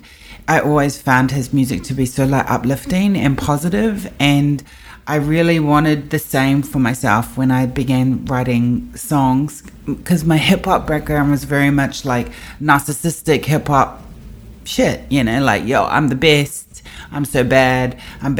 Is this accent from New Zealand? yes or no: yes; New Zealand; I am from Aotearoa, New Zealand.